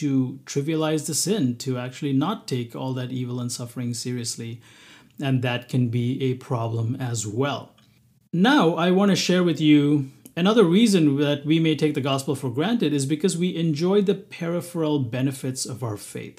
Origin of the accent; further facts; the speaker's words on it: Bahrain; also born or lived in South India, India; You know, as a person of Indian origin, I was born and raised in the Middle East. Now, thankfully, both Bahrain, the country that I was born in, and South India, where I lived, there was not a lot of persecution.